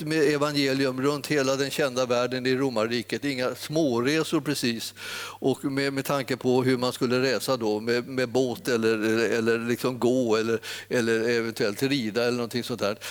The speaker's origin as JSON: {"language": "Swedish", "area": "Stockholm area", "region": "Stockholm County", "country": "Sweden", "tie": "born or raised there", "said": "jag har vuxit upp här i, i Stockholmstrakten"}